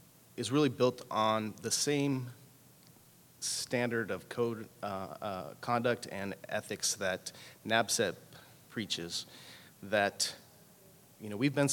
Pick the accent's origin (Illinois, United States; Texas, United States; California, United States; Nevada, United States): California, United States; You know, it's ironic. I come from California, and Assemblywoman Lorena Gonzalez is introducing a bill for consumer protection.